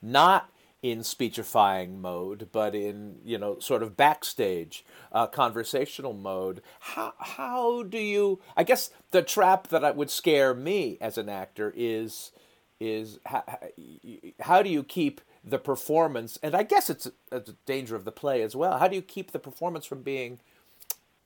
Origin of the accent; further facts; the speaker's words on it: California, United States; I'm from California